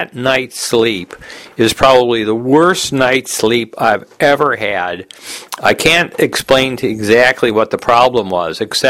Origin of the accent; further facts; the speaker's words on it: United States; also born or lived in Los Angeles, California; I'm from America